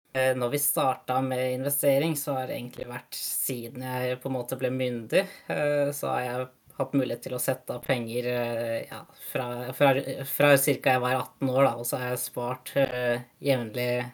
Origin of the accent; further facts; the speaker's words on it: Norway; moved away as an adult; also born or lived in Tallinn, Estonia; now in Denmark; være nordmann i, i Danmark